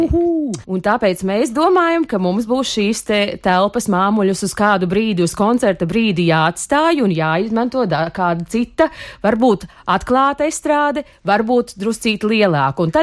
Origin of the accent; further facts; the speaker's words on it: Latvia; Jo nu, mēs esam visi latvieši, nu, mēs darbojamies visi viena mērķa labā.